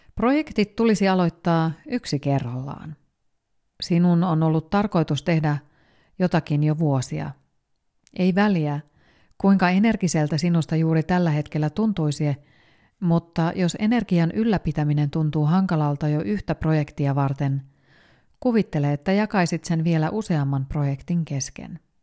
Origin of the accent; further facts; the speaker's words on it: Finland; moved away as an adult; also born or lived in Spain; mä mu- muutin takaisin Suomeen